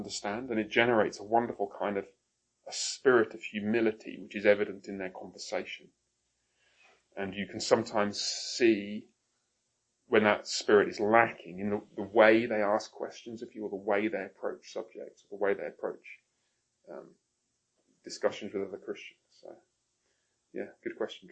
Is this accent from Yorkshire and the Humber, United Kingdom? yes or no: no; Coventry, West Midlands, United Kingdom; also born or lived in Haltwhistle, England; I was born up there, moved to Coventry when I was very young. Coventry is I'm afraid to say, rather ugly town in the Midlands